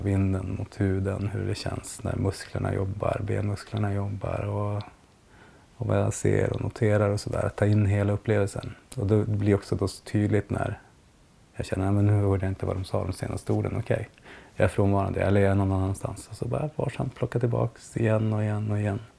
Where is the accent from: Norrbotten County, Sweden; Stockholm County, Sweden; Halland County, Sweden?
Norrbotten County, Sweden; Piteå; jag kommer från Piteå